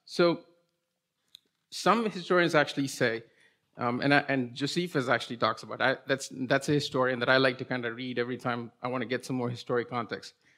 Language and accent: English; India; English is a second language; moved away as an adult; I was born and raised in India till I was twenty-one, and then I moved here when I, uh, went to college